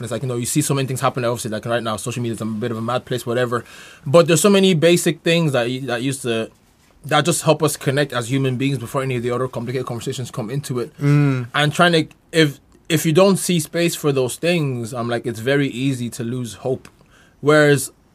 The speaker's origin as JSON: {"language": "English", "town": "Carlow", "region": "Leinster", "country": "Ireland", "tie": "born or raised there", "said": "my hometown, Carlo"}